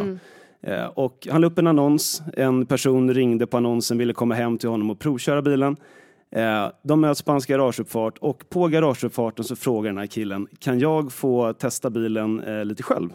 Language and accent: Swedish; Stockholm, Stockholm County, Sweden; Jag är född i Stockholm och är väl i princip uppvuxen här nästan hela tiden, eller bott här hela tiden